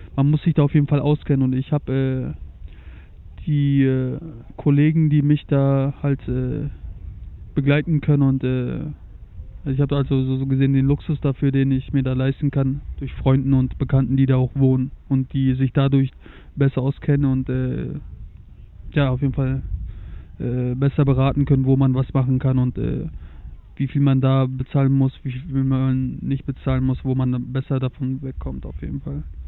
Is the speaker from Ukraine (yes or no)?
no; Germany; ich habe ein starkes Akzent. Wenn die mich dann hören, dann fällt das schon auf, dass ich aus Deutschland komme.